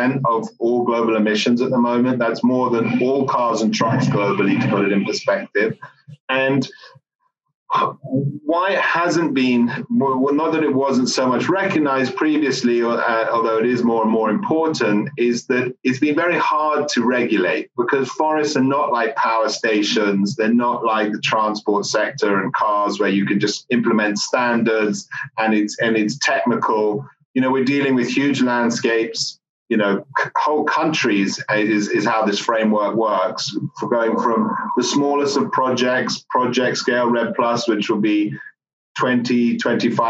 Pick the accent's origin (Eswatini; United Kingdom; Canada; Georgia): United Kingdom; moved away as an adult; now in United States; I'm British